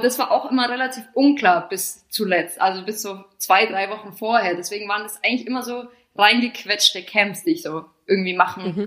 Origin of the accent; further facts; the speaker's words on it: Bavaria, Germany; moved away as an adult; also born or lived in England; now in Milan, Italy; das habe ich dann so ein bisschen in meiner Heimat gemacht, also so von Bayern